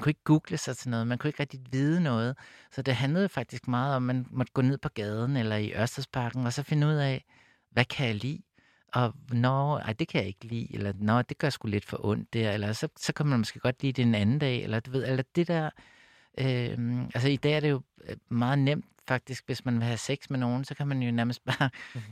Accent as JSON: {"language": "Danish", "town": "Copenhagen", "region": "Capital Region of Denmark", "country": "Denmark", "tie": "born or raised there", "said": "jeg voksede op ude på Amager"}